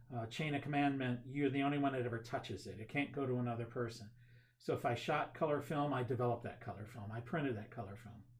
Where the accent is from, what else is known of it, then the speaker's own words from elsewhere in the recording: Cuyahoga Falls, Ohio, United States; Cuyahoga Falls, okay. born and raised